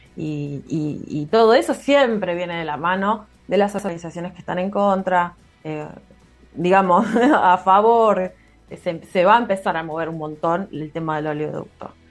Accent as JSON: {"language": "Spanish", "town": "Carmen de Patagones", "region": "Buenos Aires Province", "country": "Argentina", "tie": "born or raised there", "also_born_or_lived": "Viedma", "said": "yo soy de Patagones, pero nací en Viedma, del otro lado del río"}